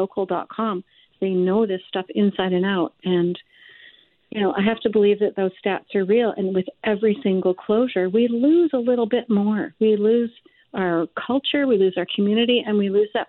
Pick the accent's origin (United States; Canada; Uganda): Canada; maybe being Canadian